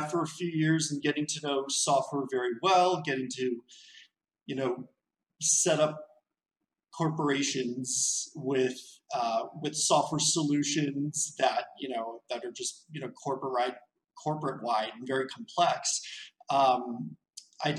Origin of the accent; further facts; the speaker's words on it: Torrance, California, United States; moved away as an adult; my city where I grew up in Torrance, which is a suburb of Los Angeles